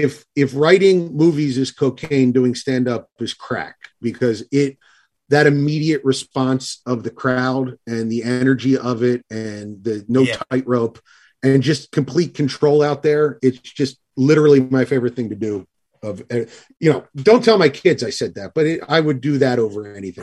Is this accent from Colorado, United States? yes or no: no; New Jersey, United States; well, I'm from New Jersey.